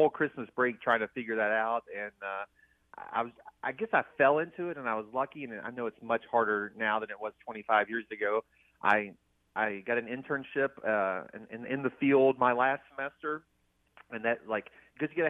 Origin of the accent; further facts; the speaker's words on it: Flemingsburg, Kentucky, United States; Northeast Kentucky, Slemingsburg, about an hour from Lexington.